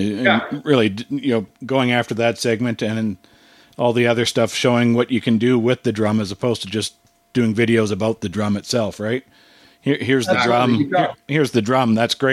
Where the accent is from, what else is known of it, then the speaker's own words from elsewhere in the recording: Winnipeg, Manitoba, Canada; But I'm from Winnipeg